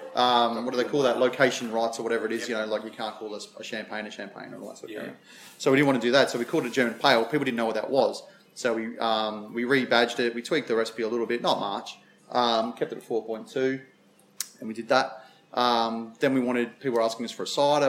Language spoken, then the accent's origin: English; South Australia, Australia; Being South Australian